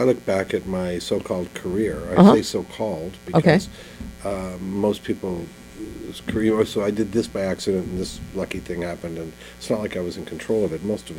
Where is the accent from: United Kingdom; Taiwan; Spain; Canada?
Canada; Ottawa, Ontario; English is a second language; we moved to Ottawa, and I didn't speak English that well, because I kind of spoke a combination of French, called Joual, and Yiddish. Our street was an immigrant street, so I spoke French and Yiddish better than I spoke English